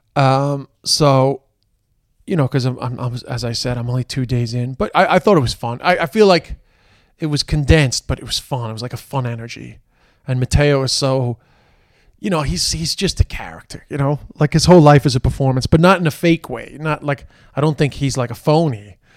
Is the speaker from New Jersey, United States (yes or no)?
no; New York City, New York, United States; growing up in Queens